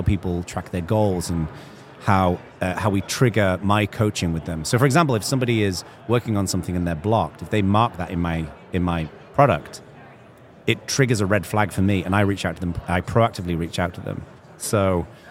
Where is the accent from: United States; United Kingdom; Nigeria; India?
United Kingdom; England; when I grew up in England